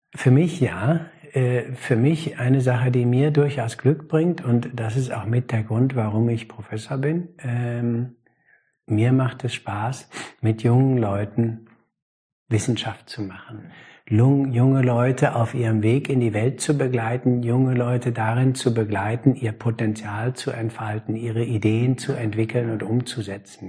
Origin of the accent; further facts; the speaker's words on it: Germany; Als Deutscher